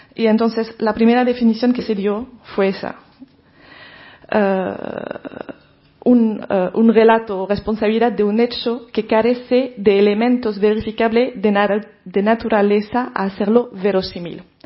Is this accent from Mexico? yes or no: no; France; now in Spain; como periodista francesa